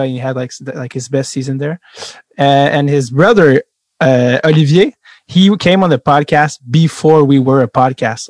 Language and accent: English; Montreal, Quebec, Canada; English is a second language; where are you from and I say Montreal